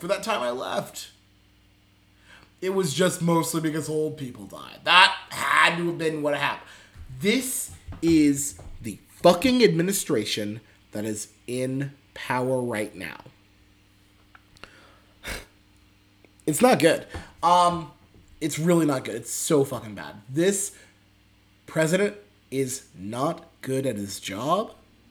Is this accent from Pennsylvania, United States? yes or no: yes; Pennsylvania, United States; also born or lived in Texas; I'm from a fucking weirdo from fucking Pennsylvania. I was born in Texas though